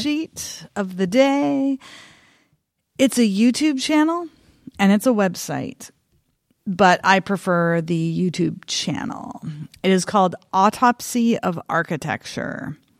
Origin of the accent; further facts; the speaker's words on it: eastern Oregon, United States; I grew up in a rural, tiny, tiny rural town in eastern Oregon